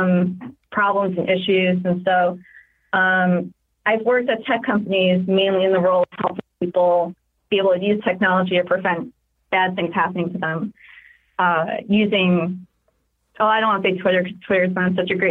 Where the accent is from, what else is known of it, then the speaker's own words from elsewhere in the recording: New York, United States; I'm very liberal from New York